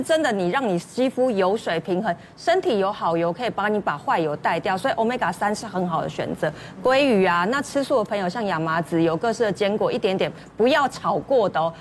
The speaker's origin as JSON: {"language": "Chinese", "country": "Taiwan", "said": "其实台湾人可能真的是压力啊"}